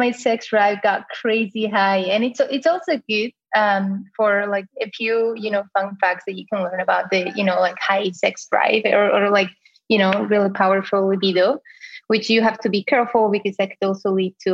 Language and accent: English; Spain; accent: Spanish; English is a second language; moved away as an adult; now in United States; I am 30 years old and this accent that you hear is from Spain originally. I came to the US about eight, nine years ago.